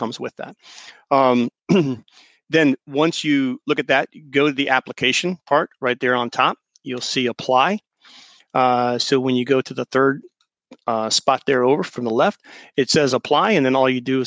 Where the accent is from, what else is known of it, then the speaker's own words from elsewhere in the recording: the South, United States; I was raised in the South